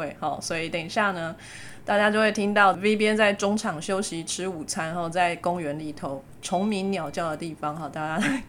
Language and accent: Chinese; Taiwan; 说到海鲜呢，身为台湾人就不能不想到热炒店的海鲜最新鲜，对不对？